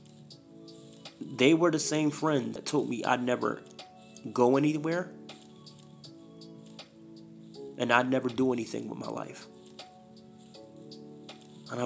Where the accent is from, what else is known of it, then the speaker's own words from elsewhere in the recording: Philadelphia, Pennsylvania, United States; moved away as an adult; now in Idaho, United States; Philly is my heart. Born and raised